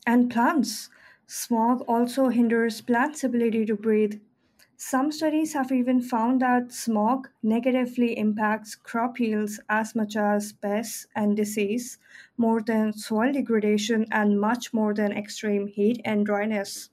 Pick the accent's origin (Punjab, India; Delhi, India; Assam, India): Delhi, India; my hometown in Delhi